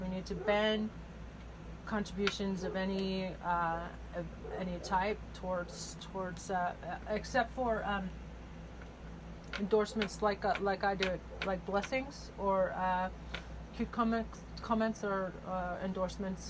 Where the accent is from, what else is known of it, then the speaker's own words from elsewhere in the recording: Bridgeport, California, United States; I'm from Bridgeport, California